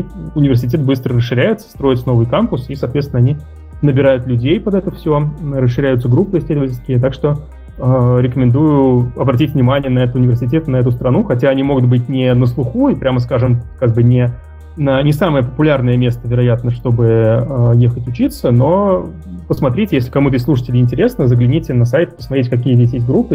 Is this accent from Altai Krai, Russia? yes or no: no; Moscow, Russia; moved away as an adult; now in Luxembourg; я э, родился, вырос в Москве, закончил МГУ факультет ВМК